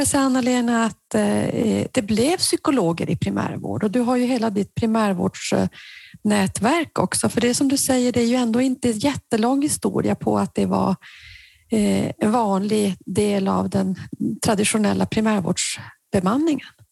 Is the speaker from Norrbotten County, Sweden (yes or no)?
yes; Norrbotten County, Sweden; i Norrbotten i alla fall, där jag kommer ifrån